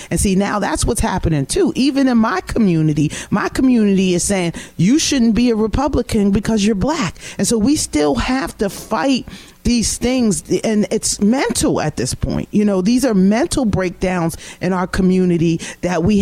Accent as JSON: {"language": "English", "town": "Cherry Hill", "region": "New Jersey", "country": "United States", "said": "I'm home in Cherry Hill, New Jersey, I was the only black person in this"}